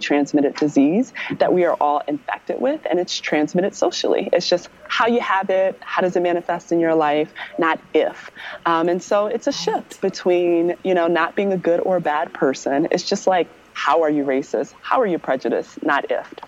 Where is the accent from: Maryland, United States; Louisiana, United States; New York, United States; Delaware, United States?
Maryland, United States